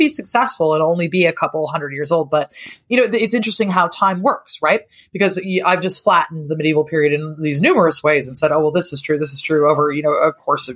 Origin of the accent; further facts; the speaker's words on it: Seattle, Washington, United States; also born or lived in Japan / Chicago; now in Europe; I'm originally from Seattle